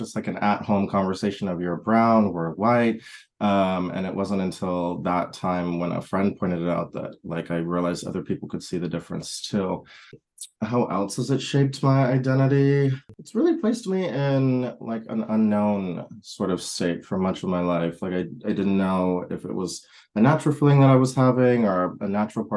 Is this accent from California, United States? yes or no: no; Wisconsin, United States; moved away; also born or lived in Texas; I grew up partly in Wisconsin, partially in Texas